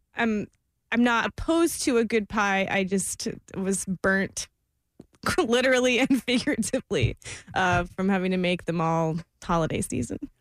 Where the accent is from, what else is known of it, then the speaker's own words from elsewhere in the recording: Florida, United States; I am from Florida